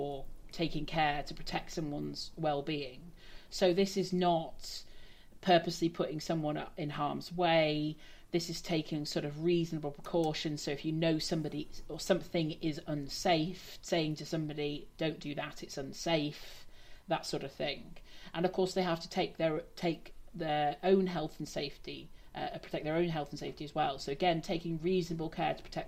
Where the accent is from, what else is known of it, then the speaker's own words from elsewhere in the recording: England, United Kingdom; I'm not Welsh, I'm English.